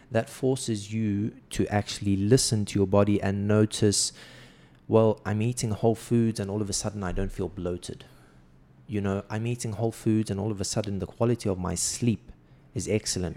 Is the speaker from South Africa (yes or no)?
yes; South Africa; moved away as an adult; now in Saudi Arabia; growing up in South Africa